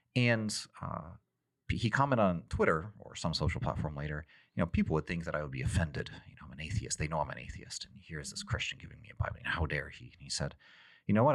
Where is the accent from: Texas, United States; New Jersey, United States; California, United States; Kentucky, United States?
Texas, United States; when I grew up in Texas